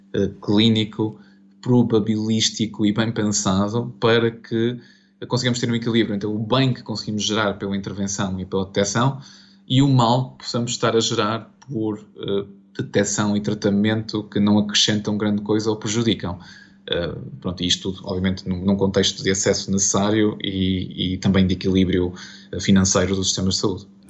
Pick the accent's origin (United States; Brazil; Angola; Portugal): Portugal; como português e profissional de saúde